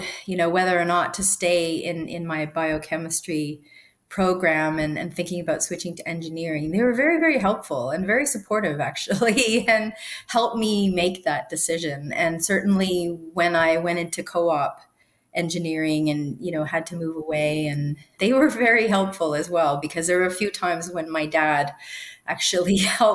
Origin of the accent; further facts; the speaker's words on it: Sudbury, Ontario, Canada; I grew up in a town called Sudbury in Ontario, and it's actually a mining town